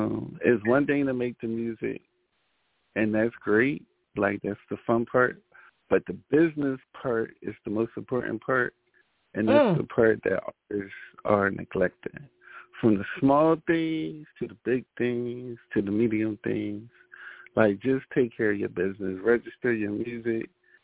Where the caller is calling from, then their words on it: Philadelphia, Pennsylvania, United States; I'm coming from North Philadelphia.